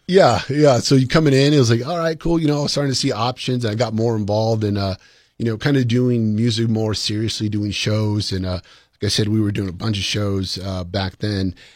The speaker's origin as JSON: {"language": "English", "town": "Columbus", "region": "New Mexico", "country": "United States", "tie": "born or raised there", "said": "I was from Columbus, New Mexico, a small little town."}